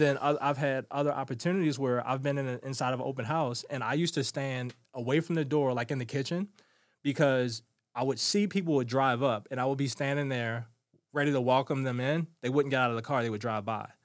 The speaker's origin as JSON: {"language": "English", "town": "Baltimore", "region": "Maryland", "country": "United States", "tie": "born or raised there", "said": "Growing up in Baltimore City was not for the weak-hearted"}